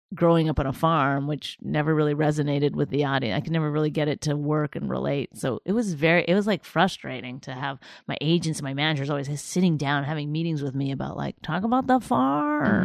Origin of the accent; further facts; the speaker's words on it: Canada; moved away as an adult; also born or lived in Toronto / New York / Los Angeles; all my material was about being Canadian